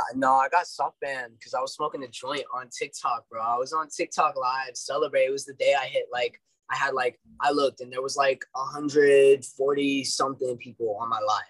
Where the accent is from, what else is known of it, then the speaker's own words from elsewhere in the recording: Dallas, Texas, United States; I'm from Dallas